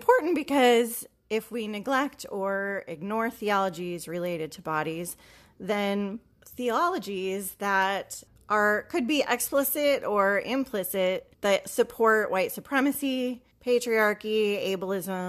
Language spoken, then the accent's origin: English; Iowa, United States; I went to seminary in the Midwest and I'm from Iowa.